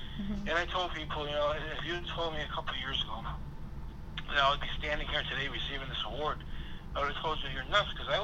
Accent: Buffalo, New York, United States; I grew up near Buffalo, New York.

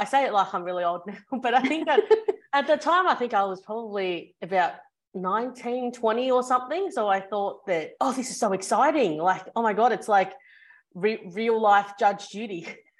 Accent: Australia; also born or lived in Hong Kong; So I was born in Hong Kong. That's where my family's background is. And then I moved to Australia when I was two.

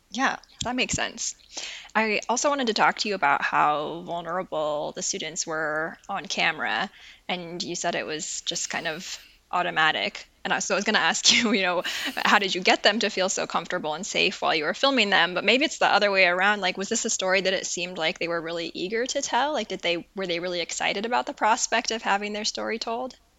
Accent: Portland, Oregon, United States; now in Wisconsin, United States; I grew up in Portland, Oregon, which is also nothing like California

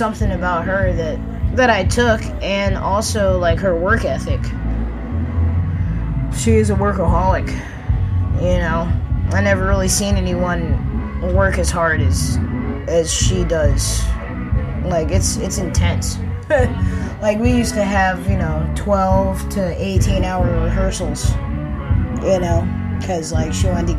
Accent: United States; also born or lived in New Orleans; I am an American

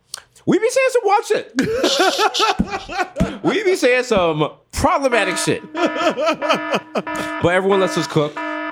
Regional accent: New York City, New York, United States; we're from the Bronx.

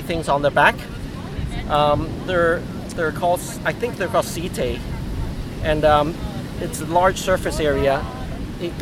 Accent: Hong Kong; moved away; we're originally from Hong Kong, so in Hong Kong we learned to, and also when I was younger, I learned about marine invertebrates.

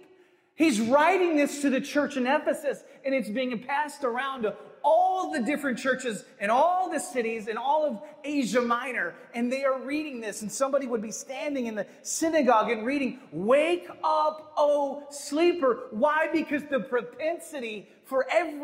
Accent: Midwest, United States; growing up in the Midwest

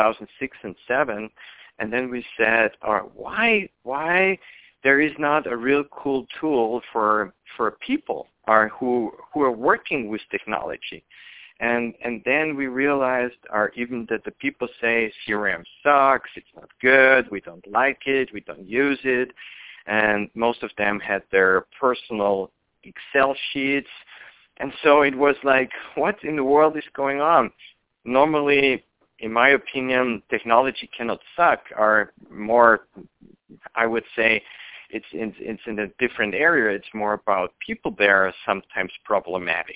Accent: Vienna, Austria; moved away as an adult; now in United States; I'm originally from Austria, Vienna, and I moved 2 years ago to the United States

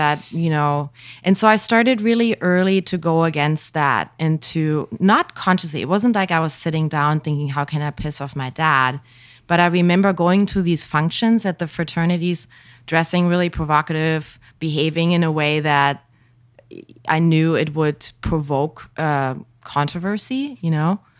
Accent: village near Hanover, Lower Saxony, Germany; moved away; I grew up in a tiny little village. The next big known town would be Hanover

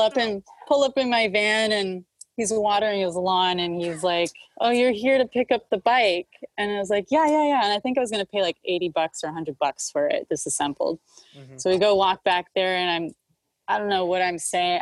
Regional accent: Los Angeles, California, United States; also born or lived in Dallas; I grew up in Hollywood

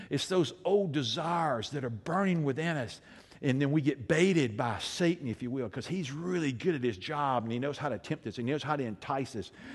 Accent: Alabama, United States; I'm from Alabama

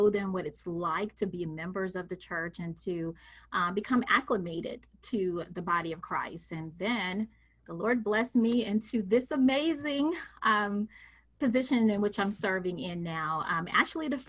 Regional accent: Mississippi, United States; I am a country girl, born and raised in Mississippi

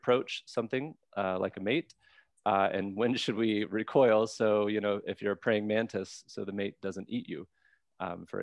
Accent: Mississippi, United States; I'm from Mississippi

